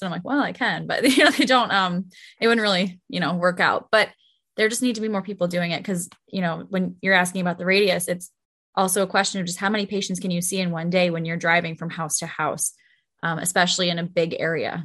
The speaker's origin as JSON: {"language": "English", "town": "Buffalo", "region": "New York", "country": "United States", "said": "I am from Buffalo."}